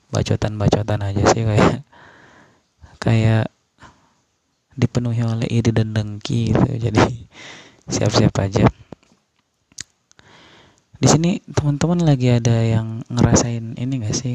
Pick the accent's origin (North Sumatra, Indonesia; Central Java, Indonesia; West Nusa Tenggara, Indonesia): West Nusa Tenggara, Indonesia; kenalin dan saya dari Lombok.